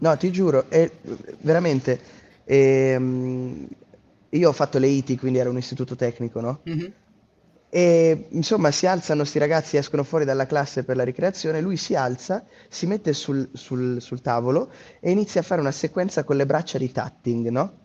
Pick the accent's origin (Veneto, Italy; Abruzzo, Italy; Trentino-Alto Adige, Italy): Trentino-Alto Adige, Italy; Trento; essendo trentino di Trento